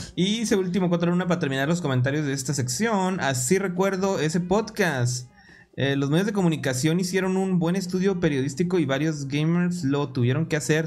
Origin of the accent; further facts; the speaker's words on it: Mexico; nosotros somos de México